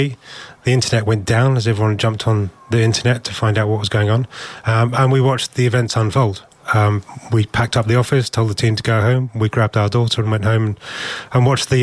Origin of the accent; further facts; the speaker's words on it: United Kingdom; we're British